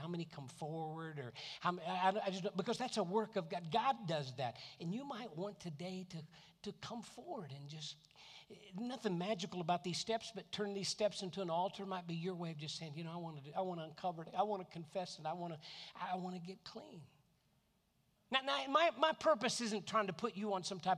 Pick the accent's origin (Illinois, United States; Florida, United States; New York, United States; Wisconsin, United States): Florida, United States; Tampa; I'm from Tampa